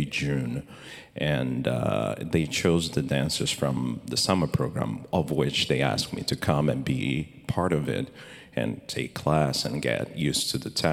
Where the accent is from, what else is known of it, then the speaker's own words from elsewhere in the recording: Rio de Janeiro, Brazil; now in San Francisco, United States; I'm from Rio de Janeiro, Brazil, and then most of my training over there.